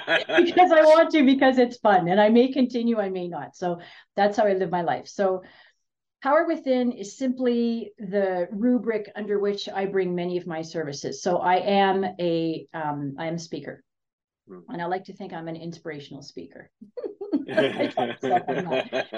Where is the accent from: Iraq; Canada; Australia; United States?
Canada; Ontario; moved away as an adult; now in Kelowna, Canada; I'm from Ontario.